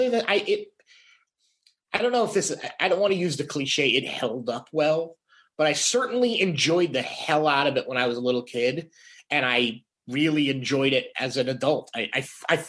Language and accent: English; Woonsocket, Rhode Island, United States; growing up in Woonsocket, Rhode Island